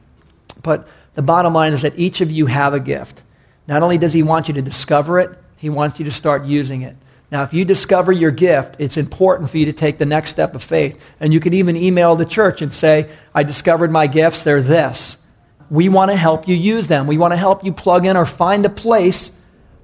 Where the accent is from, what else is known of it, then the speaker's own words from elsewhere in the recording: New York, United States; moved away; I was raised back in New York